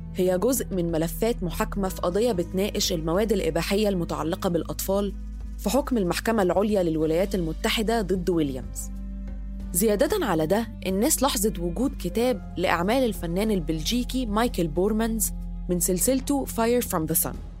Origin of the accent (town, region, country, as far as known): Egypt